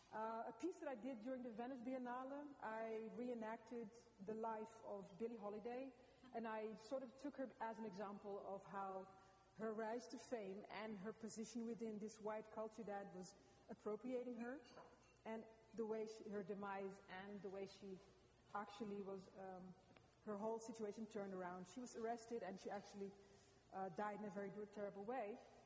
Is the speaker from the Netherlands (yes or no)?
yes; Amsterdam, North Holland, Netherlands; now in Los Angeles, United States; I'm from Amsterdam, and I'm a curator and an artist.